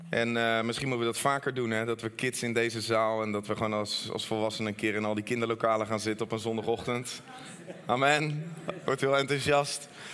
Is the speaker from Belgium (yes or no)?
no; Netherlands; ook als Nederlander